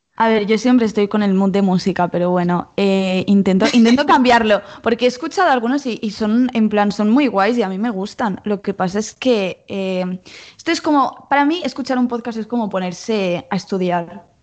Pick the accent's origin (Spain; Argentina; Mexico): Spain; Mallorca, Balearic Islands; moved away as an adult; now in Barcelona, Spain; somos las dos somos de Mallorca, pero yo ahora estoy aquí estudiando en, Barcelona y me he mudado este mismo año